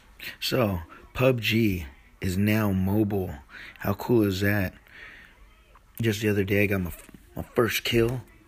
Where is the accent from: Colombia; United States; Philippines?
Philippines; I'm Filipino, man. Fucking give me a bowl of rice with that shit.